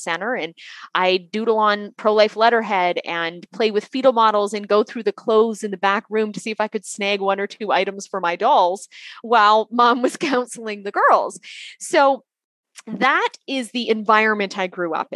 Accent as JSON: {"language": "English", "country": "Canada", "tie": "born or raised there", "moved": "as an adult", "lives_now": "United States", "said": "I am from Canada. I grew up in Canada"}